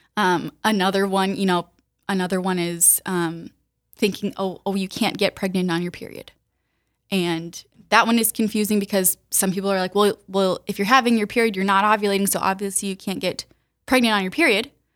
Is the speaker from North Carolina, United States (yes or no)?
no; Sioux Falls, South Dakota, United States; moved away as an adult; also born or lived in the South (US); raised in Sioux Falls, so I'm from here originally